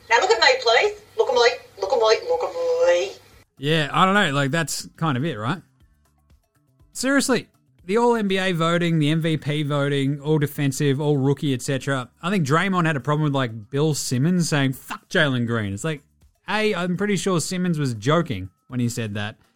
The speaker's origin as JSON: {"language": "English", "country": "Australia", "said": "I'm Australian, I ain't even fucking heard of this thing."}